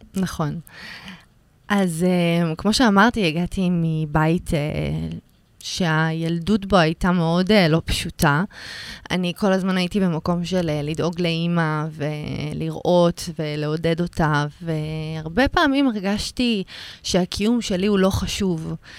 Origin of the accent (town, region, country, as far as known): Rishon LeZion, Central District, Israel; born or raised there